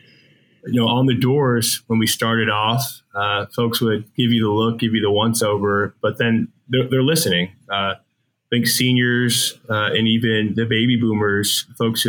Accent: Michigan, United States; I grew up in Michigan

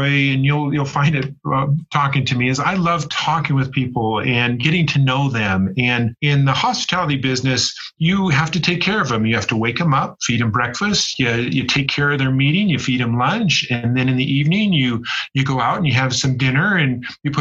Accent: Las Vegas, Nevada, United States; also born or lived in West Jordan, Utah; now in Heber, United States; I grew up in Las Vegas, Nevada

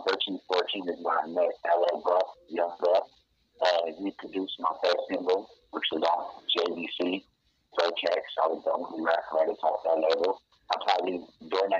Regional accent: Los Angeles, California, United States; I was born here, but I was raised out in the 818

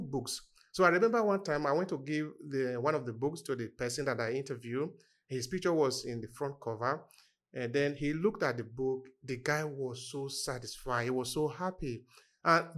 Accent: Nigeria; moved away as an adult; now in Verona, Italy; originally, I am from Nigeria

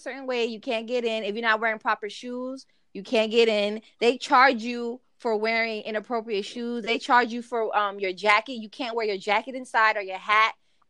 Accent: New York City, New York, United States; moved away; I was born in Brooklyn

